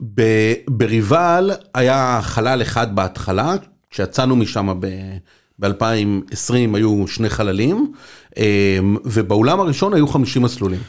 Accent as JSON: {"language": "Hebrew", "town": "Be'erot Yitzhak", "region": "Central District", "country": "Israel", "tie": "born or raised there", "also_born_or_lived": "Beersheba", "moved": "as an adult", "said": "גדלתי בקיבוץ ברות יצחק, בקיבוץ דתי, ליד פתח תקווה"}